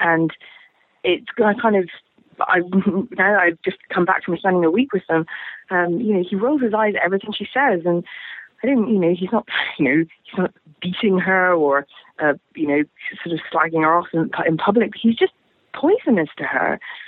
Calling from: London, United Kingdom; I'm calling from London in England

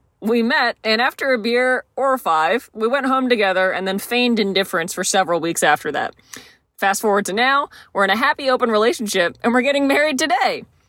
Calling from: Seattle, Washington, United States; I'm a 30-year-old woman. And we're calling you from Seattle

